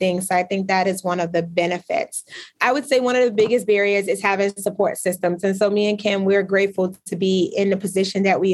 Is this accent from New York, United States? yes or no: yes; Brooklyn, New York, United States; now in Albany, United States; I am from Brooklyn, New York. We did not grow up with a lot of money.